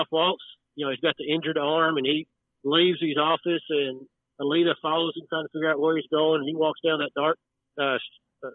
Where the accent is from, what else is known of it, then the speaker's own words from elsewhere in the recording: Dallas, Texas, United States; also born or lived in Wichita Falls, Texas; now in De Leon, United States; I was born in Dallas, and then we moved to our family farm out south Wichita Falls when I was in sixth grade. And I finished high school out there